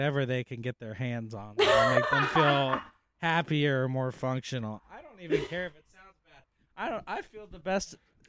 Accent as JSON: {"language": "English", "region": "Louisiana", "country": "United States", "said": "I'm Cajun, baby."}